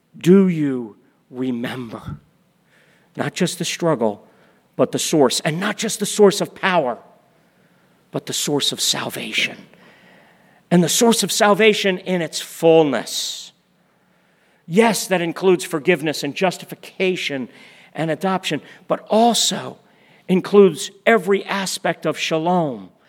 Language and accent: English; United States; as American Christians